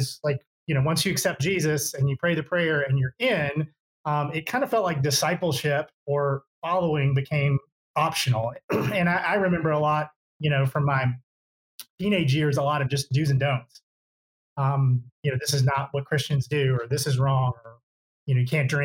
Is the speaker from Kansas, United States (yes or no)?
no; Mississippi, United States; moved away as an adult; also born or lived in Atlanta; I grew up in Mississippi, went to Mississippi State